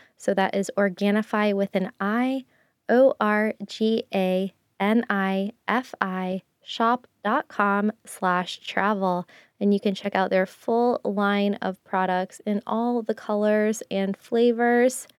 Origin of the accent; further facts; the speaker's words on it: United States; also born or lived in Japan; living in Japan as an American